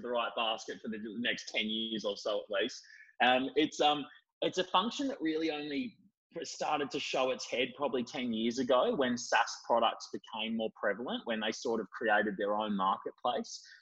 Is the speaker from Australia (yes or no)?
yes; Bendigo, Victoria, Australia; I, I grew up in Bendigo and dropped out of school in year ten.